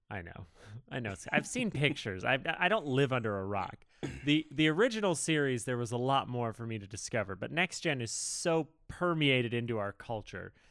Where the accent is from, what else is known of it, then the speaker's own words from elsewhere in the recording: Texas, United States; Yeah, like they call me …. I'm from Texas.